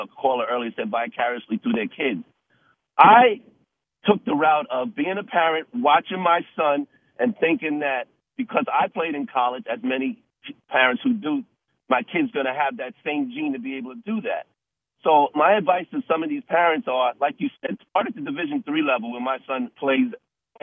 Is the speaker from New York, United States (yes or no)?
yes; Mount Vernon, New York, United States; I'm from Mount Vernon, New York